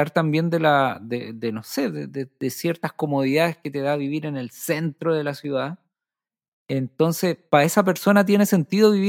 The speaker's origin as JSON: {"language": "Spanish", "town": "Viña del Mar", "region": "Valparaíso", "country": "Chile", "tie": "born or raised there", "said": "mi abuelo, eh, donde yo crecí en Forestal, era la, población de la, de la, refinería de azúcar, la CRAP, que eran, eran casas, que hay una, parte forestal donde son todas las casas iguales y son grandes"}